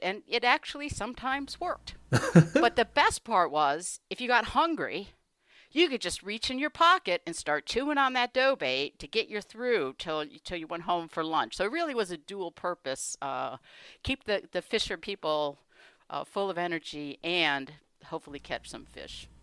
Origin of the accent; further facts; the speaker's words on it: Michigan, United States; I was born in Michigan, in a suburb